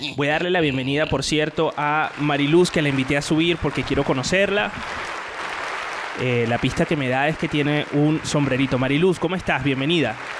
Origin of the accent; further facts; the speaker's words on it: Venezuela; now in Valencia, Spain; Los venezolanos, los venezolanos eh, pronunciamos las S aspiradas